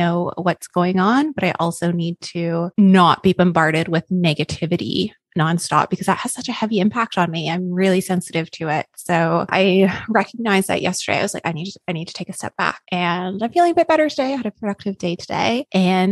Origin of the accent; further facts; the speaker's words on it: Canada; now in Queensland, Australia; being Canadian